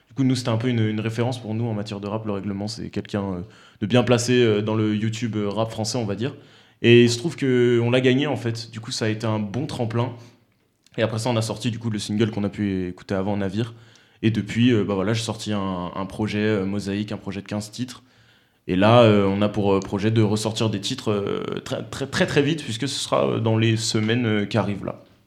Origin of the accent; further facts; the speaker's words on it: Romans-sur-Isère, Auvergne-Rhône-Alpes, France; moi je suis de Romans